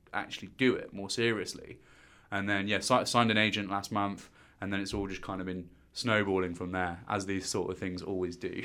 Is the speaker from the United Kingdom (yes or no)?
yes; Stourbridge, West Midlands, United Kingdom; moved away as an adult; now in London, United Kingdom; I'm originally from Stourbridge, which is, um, a small little town in Dudley